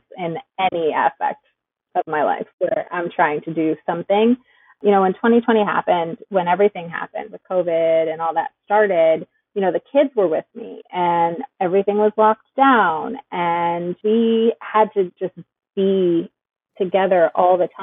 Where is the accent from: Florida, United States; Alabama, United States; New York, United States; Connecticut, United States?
Connecticut, United States; Wallingford; moved away; I grew up in the Northeast. I actually grew up in Connecticut.